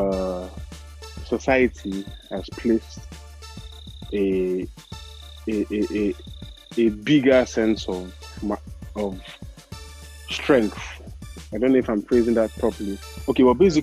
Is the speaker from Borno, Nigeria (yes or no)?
no; Enugu, Enugu State, Nigeria; I'm a final MH student from Enugu, Nigeria.